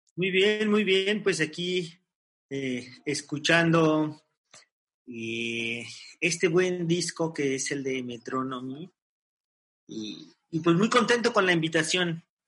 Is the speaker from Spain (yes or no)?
no; Mexico; para nosotros como mexicanos